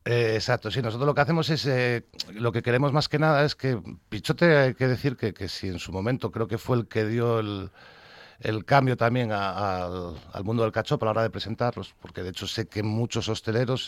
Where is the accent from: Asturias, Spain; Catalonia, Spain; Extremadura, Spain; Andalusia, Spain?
Asturias, Spain; sabes cómo somos los asturianos